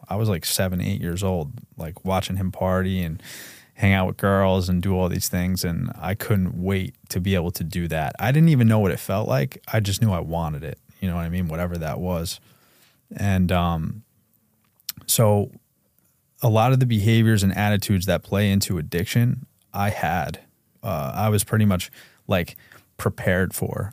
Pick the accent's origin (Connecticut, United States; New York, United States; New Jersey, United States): New York, United States; Brewster; we grew up in Brewster, New York